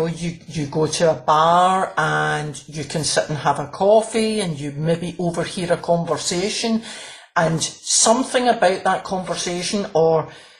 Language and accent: English; Glasgow, Scotland, United Kingdom; I'm from Glasgow